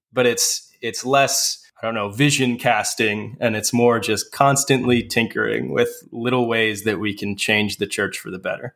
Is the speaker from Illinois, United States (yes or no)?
yes; Manteno, Illinois, United States; I currently pastor a small church in my hometown of Manteno, Illinois